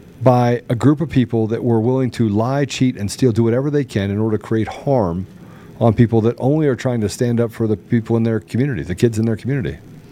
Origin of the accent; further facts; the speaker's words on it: United States; I'm an American.